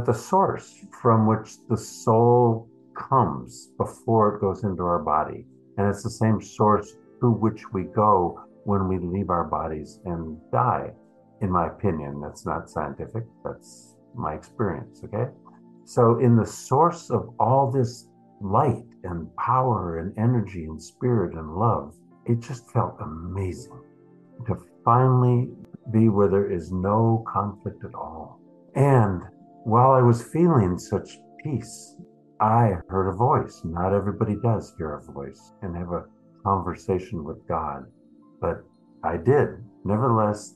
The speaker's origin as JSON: {"language": "English", "region": "Minnesota", "country": "United States", "tie": "born or raised there", "also_born_or_lived": "East Coast / San Francisco, California", "moved": "yes", "lives_now": "Berkeley, United States", "said": "I grew up in Minnesota"}